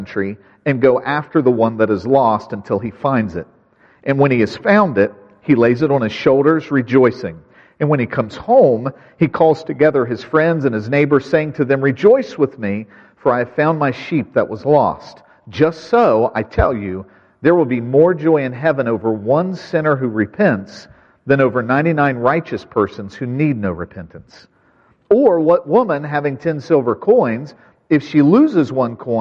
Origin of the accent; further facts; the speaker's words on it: West Virginia, United States; I grew up in West Virginia